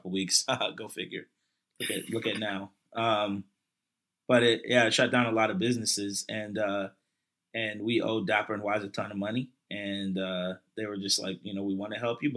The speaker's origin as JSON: {"language": "English", "town": "Hillsboro", "region": "Virginia", "country": "United States", "tie": "born or raised there", "also_born_or_lived": "Newport News, Virginia / Philadelphia (family)", "said": "I grew up in a little town. We moved here when I was 10 years old. The town is called Hillsboro"}